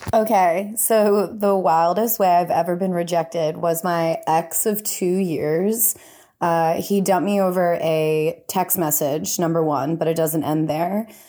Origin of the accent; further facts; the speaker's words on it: India; accent: Indian; my Indian accent